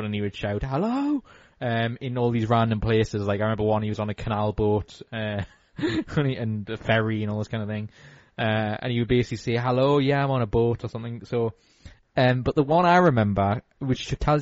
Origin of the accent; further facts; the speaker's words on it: United Kingdom; as British